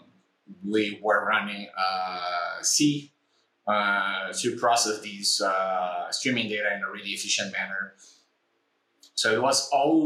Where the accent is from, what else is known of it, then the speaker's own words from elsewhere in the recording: Brazil; moved away as an adult; also born or lived in Tel Aviv, Israel; I come from Brazil